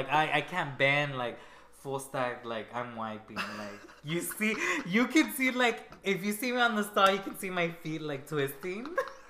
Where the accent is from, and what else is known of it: Guatemala